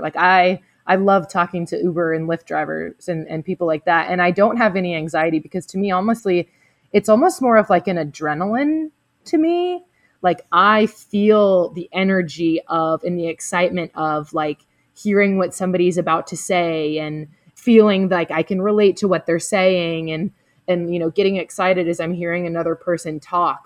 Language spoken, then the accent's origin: English; the South, United States; I'm also from the South, you know, and so being really nice and open to people is kind of a part of the culture down here